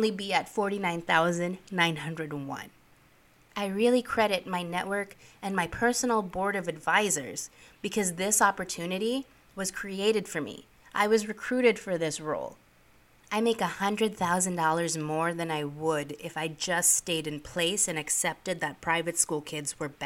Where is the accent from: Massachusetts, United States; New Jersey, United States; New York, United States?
New York, United States; New York City; also born or lived in Philippines; I am an immigrant. I grew up in New York City